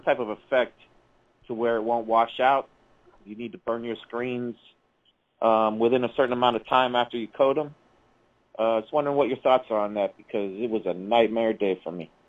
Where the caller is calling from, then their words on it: Niagara Falls, Ontario, Canada; I'm calling from Niagara Falls, Canada